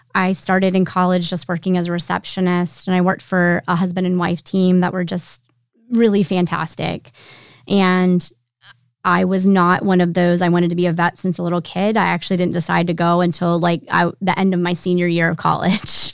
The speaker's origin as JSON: {"language": "English", "town": "York", "region": "Pennsylvania", "country": "United States", "moved": "as an adult", "lives_now": "Roanoke, United States", "said": "I am originally from Pennsylvania, but we've lived here long enough that Roanoke's home"}